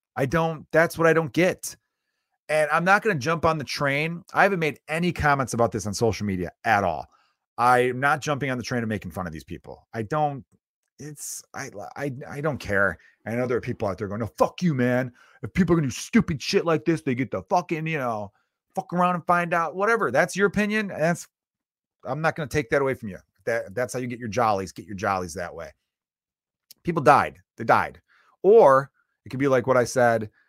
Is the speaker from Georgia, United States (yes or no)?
no; Chicago, Illinois, United States; I grew up in Chicago where the weather is so horrible